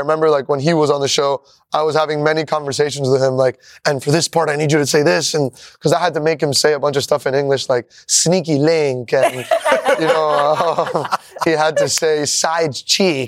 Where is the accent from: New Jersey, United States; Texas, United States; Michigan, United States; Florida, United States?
Florida, United States; Miami; moved away as an adult; now in New York, United States; I grew up in Miami